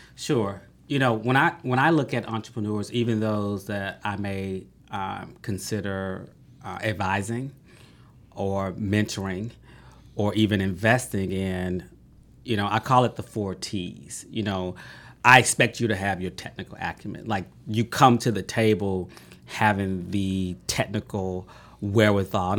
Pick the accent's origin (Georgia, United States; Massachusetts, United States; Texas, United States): Georgia, United States; Atlanta; I grew up in Southwest Atlanta